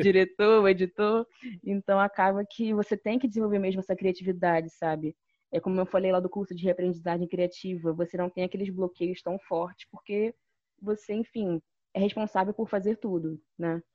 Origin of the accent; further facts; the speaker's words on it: Nilópolis, Rio de Janeiro, Brazil; Eu cresci em Nilópolis